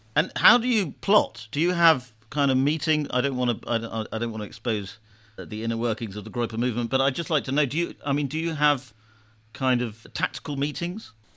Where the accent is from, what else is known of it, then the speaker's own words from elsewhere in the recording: United Kingdom; I'm saying this as a Brit